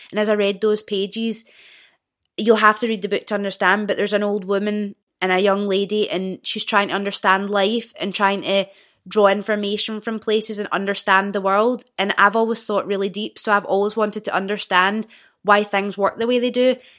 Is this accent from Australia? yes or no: no; Old Kilpatrick, Scotland, United Kingdom; I was born and raised in Old Kilpatrick, which is a small village outside of Clyde Bank